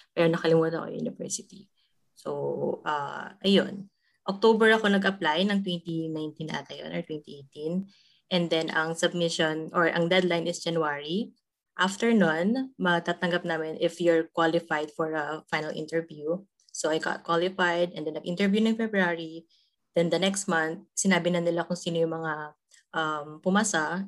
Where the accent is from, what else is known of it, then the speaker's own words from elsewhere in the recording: Ilocano, Ilocos Region, Philippines; moved away as an adult; now in Europe; as a Ilocana kasi ako